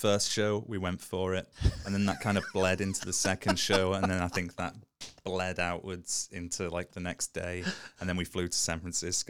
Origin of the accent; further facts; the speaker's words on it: Liverpool, North West England, United Kingdom; In Liverpool.